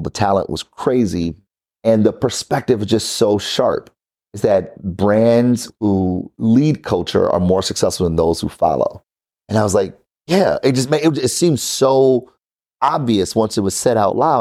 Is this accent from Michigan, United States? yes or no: yes; Detroit, Michigan, United States; I'm from Detroit, born and raised.